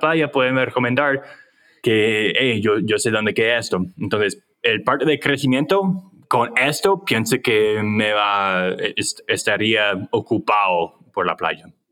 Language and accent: Spanish; United States; Spanish is a second language; yo soy gringo